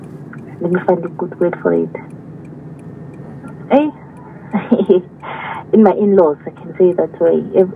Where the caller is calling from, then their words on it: Nkomazi, Mpumalanga, South Africa; Nkomazi, near Malelane.